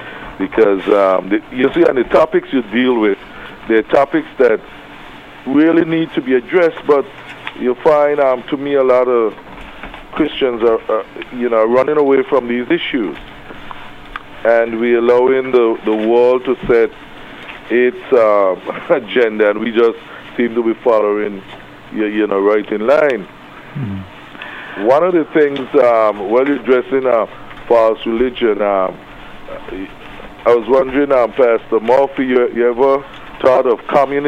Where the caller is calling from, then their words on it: Anguilla; Yes, I'm calling from Anguilla